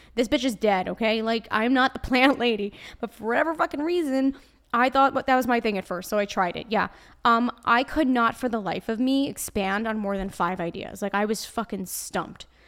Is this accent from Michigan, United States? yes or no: no; New York, United States; accent: Brooklyn; I'm a New Yorker, so naturally, it's part of my blood.